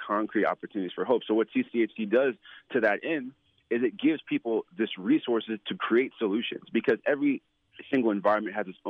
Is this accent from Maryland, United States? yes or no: no; New York City, New York, United States; born there; I was born in New York. I was born